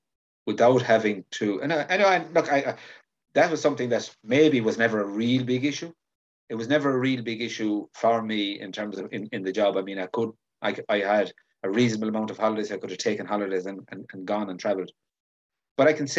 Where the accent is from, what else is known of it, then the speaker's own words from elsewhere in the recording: Galway, Connacht, Ireland; I'm from Galway